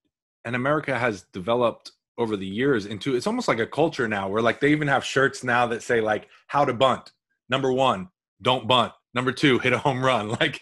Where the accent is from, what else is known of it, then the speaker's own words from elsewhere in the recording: United States; I'm saying that as an American